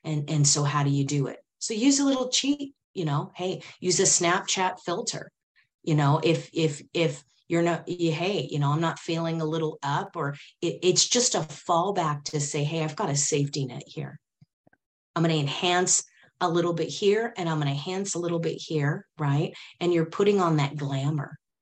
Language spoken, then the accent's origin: English; Silicon Valley, California, United States; I grew up in Silicon Valley back in the day when we had Pong